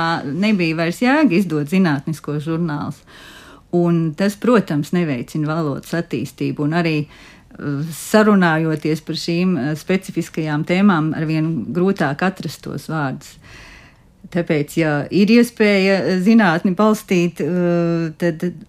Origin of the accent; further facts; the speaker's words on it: Latvia; es nāku no Latvijas